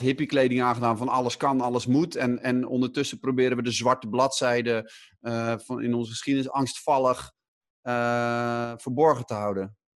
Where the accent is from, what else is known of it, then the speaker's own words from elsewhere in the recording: Netherlands; wij als Nederlanders